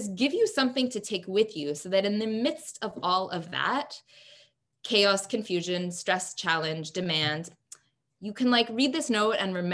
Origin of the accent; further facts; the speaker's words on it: Canada; as a Canadian